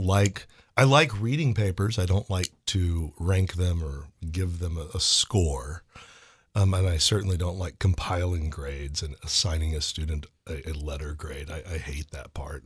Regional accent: St. Louis, Missouri, United States; moved away; I grew up in Saint Louis

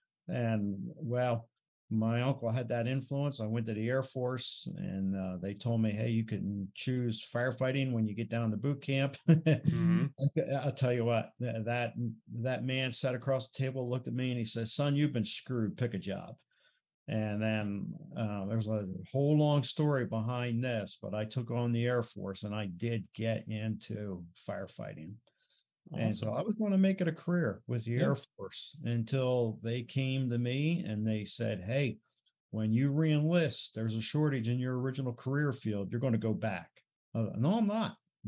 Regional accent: New Jersey, United States; moved away as an adult; now in Colorado, United States; because I'm from Jersey

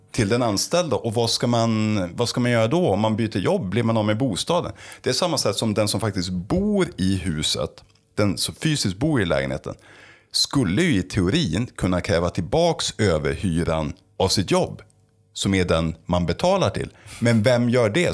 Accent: Stockholm, Stockholm County, Sweden; jag är stockholmare själv

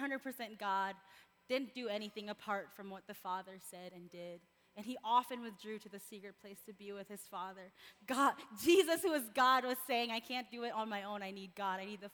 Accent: Philippines; moved away; I was born and raised in the Philippines

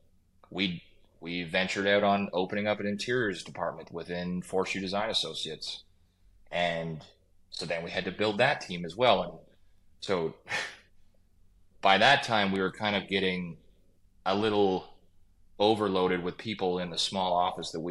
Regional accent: Kawartha Lakes, Ontario, Canada; also born or lived in Steamboat Springs / Lake Tahoe / British Columbia / Muskoka; now in Port Carling, Canada; I grew up in Kawartha Lakes, which is an hour and a half south of Muskoka

